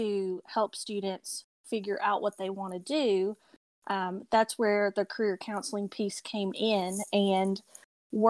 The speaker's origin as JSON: {"language": "English", "region": "Tennessee", "country": "United States", "tie": "born or raised there", "moved": "yes", "lives_now": "Asheville, United States", "said": "I am Tennessee born, so you may hear my accent come through"}